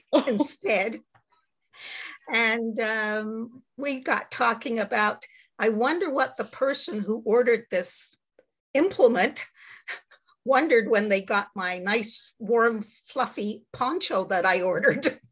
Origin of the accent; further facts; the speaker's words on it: Montreal, Quebec, Canada; also born or lived in Great Britain; I'm from Montreal, Quebec, Canada, where it's very cold right now